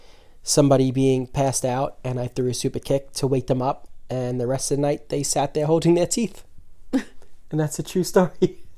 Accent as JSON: {"language": "English", "town": "New York City", "region": "New York", "country": "United States", "tie": "born or raised there", "said": "Staten Island. That's the streets we grew up in."}